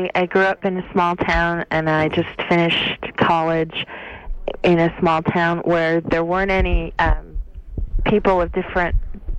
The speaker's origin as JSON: {"language": "English", "area": "near Omaha", "region": "Nebraska", "country": "United States", "moved": "as an adult", "lives_now": "San Francisco Bay Area, United States", "said": "it's in Nebraska near Omaha."}